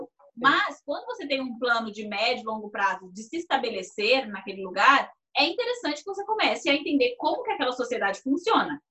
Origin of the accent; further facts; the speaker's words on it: Brazil; moved away; eu sou brasileira